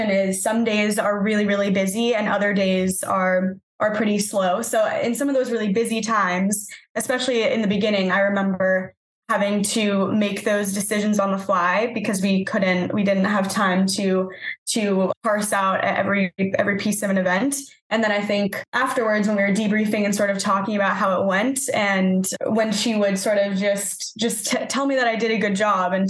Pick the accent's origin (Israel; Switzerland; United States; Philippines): United States; New England; also born or lived in Los Angeles; now in Boston, United States; I'm from the New England area originally